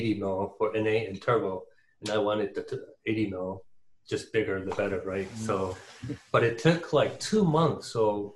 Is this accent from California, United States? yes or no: yes; Torrance, California, United States; also born or lived in Tustin, California; I grew up in Torrance, but in 94, my parents moved to Tustin because my father's office was in Irvine